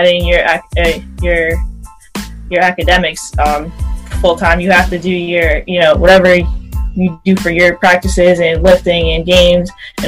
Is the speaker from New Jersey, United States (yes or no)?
no; Middletown, New York, United States; also born or lived in Lowell, Massachusetts; I'm from Middletown, New York. It's like an hour north of New York City